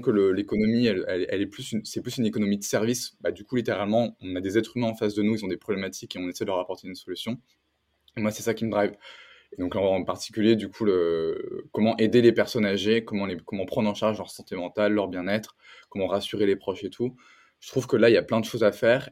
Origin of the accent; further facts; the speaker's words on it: France; moved away as an adult; also born or lived in San Francisco Bay Area; now in San Francisco, United States; je suis un entrepreneur euh, français